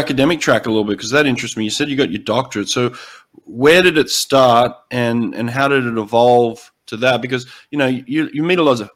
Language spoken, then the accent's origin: English; Australia; now in United States; I'm the Aussie turned American.